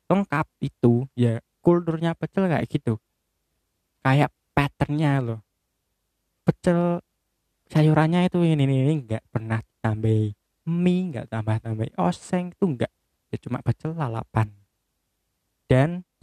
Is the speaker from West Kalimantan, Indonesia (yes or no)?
no; Bojonegoro, East Java, Indonesia; soalnya pecel itu kayak kultur di daerah saya ya di Bojonegoro sendiri untuk sarapan itu kayaknya paling pas itu pecel